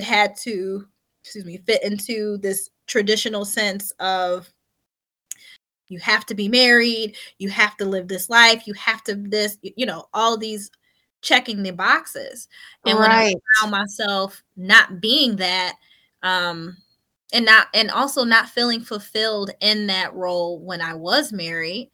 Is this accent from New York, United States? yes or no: yes; Buffalo, New York, United States; moved away as an adult; now in New Jersey, United States; I'm a transplant from Buffalo, New York. Or he and I both are. I was a young girl. I was 20 years old